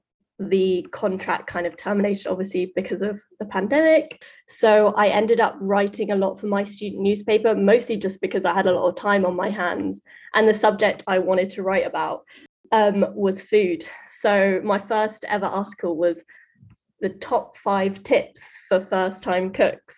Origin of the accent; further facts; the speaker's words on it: London, United Kingdom; I'm Mexican, but I was born and raised in London, so I'm Mexican British